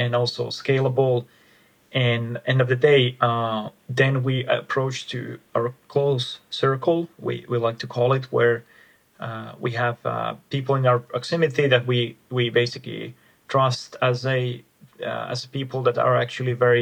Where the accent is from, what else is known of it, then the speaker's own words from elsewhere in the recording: Finland; I'm myself from Finland, from the Nordics